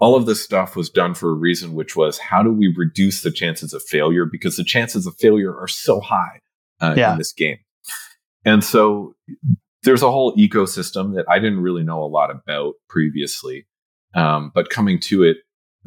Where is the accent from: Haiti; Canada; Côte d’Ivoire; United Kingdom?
Canada; I'm Canadian